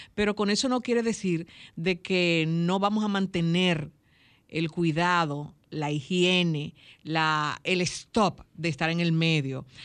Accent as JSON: {"language": "Spanish", "country": "Dominican Republic", "said": "en mi país muchos vivimos"}